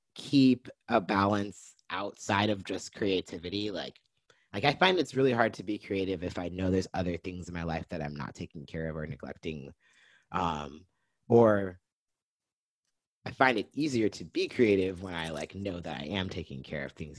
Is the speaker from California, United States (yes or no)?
yes; Lompoc, California, United States; moved away as an adult; now in Portland, United States; I was born and raised in Santa Barbara, Lompoc, California, um, and I relocated here to Portland, Oregon in 2017